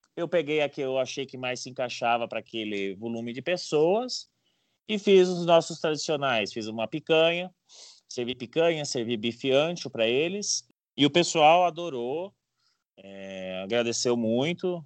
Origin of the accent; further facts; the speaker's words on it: Paraná, Brazil; moved away as an adult; also born or lived in Curitiba; now in São Paulo, Brazil; eu sou paranaense, filho de gaúcho